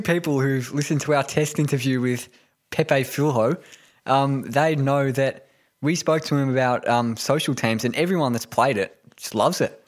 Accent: Melbourne, Victoria, Australia; also born or lived in Tokyo, Japan; been in Melbourne my whole life northern suburbs

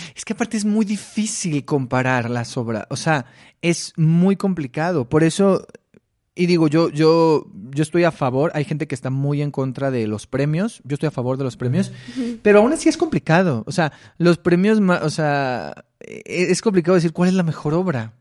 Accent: Mexicali, Baja California, Mexico; moved away; yo soy de Mexicali.

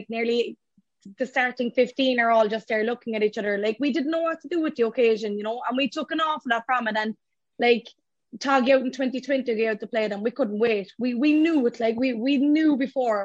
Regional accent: Courcey, Munster, Ireland; we're all very proud that we're from Courcey

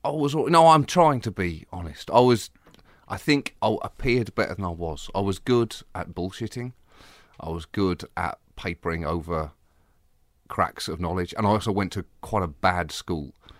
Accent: Bedford, East of England, United Kingdom; moved away; also born or lived in Birmingham; I was raised in Bedford

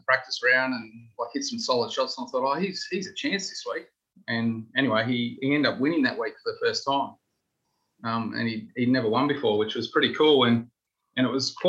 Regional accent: Australia; moved away; also born or lived in Japan; I'm Australian

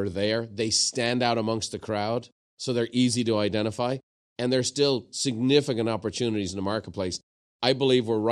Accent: Ireland; I'm from Ireland

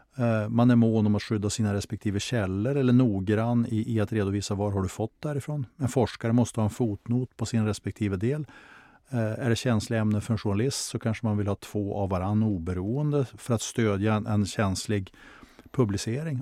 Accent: Skellefteå, Västerbotten County, Sweden; stadsdelen där jag växte upp i Skellefteå

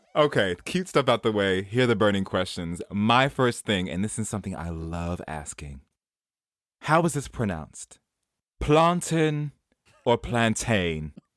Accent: New York City, New York, United States; moved away; I'm from Jamaica Queens.

